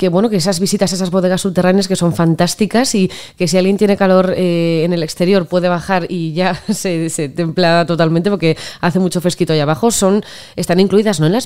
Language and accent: Spanish; Pamplona, Navarre, Spain; Yo soy de Pamplona y espero San Fermín es como si fuera la Noche de Reyes.